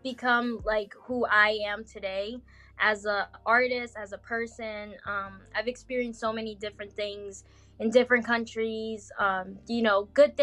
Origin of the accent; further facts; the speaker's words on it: France; first language Portuguese; English is a second language; moved away; also born or lived in Goiânia, Brazil; I was raised in France